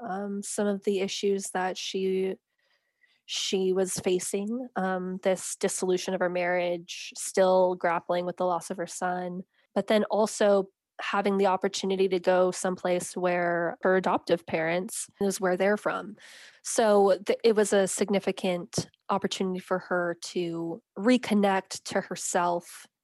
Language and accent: English; United States; And because I'm an American writer, I needed some way to enter the story as an American, as an outsider